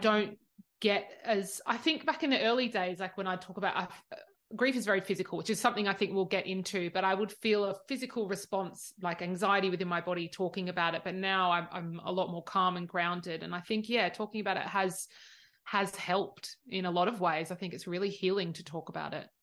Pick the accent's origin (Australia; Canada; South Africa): Australia; I'm the Aussie